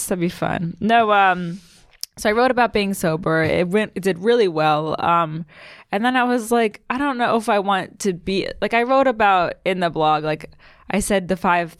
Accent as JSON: {"language": "English", "region": "Maryland", "country": "United States", "said": "I'm from Maryland."}